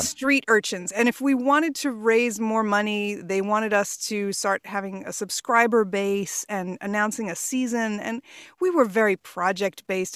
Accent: Port Washington, New York, United States; also born or lived in Queens, New York / Chicago; we moved to Port Washington when I was five years old, and that's where I, you know, finished high school and everything else

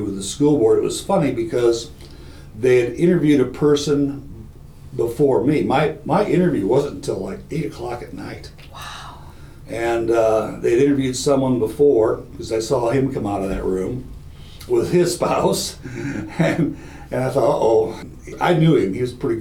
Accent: Iowa Falls, Iowa, United States; Isle Falls is my hometown, it's about 25 miles away perhaps

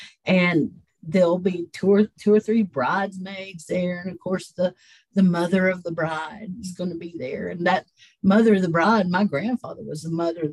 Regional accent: Cherokee, North Carolina, United States; I grew up around Unto These Hills, that outdoor play

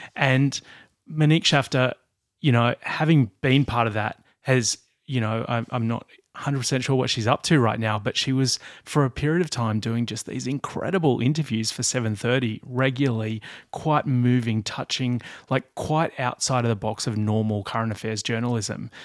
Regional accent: Blue Mountains, New South Wales, Australia; I grew up in the Blue Mountains

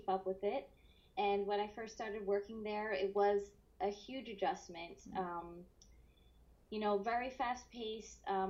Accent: Bucks County, Pennsylvania, United States; moved away as an adult; also born or lived in New York; now in San Diego, United States; I'm originally from Pennsylvania. So outside of Philadelphia, it's called Bucks County. I grew up there

